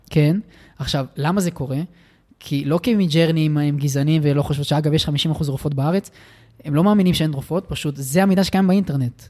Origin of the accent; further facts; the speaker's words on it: Israel; נולדתי בן אדם פריבילג, מהמם. ובמדינת ישראל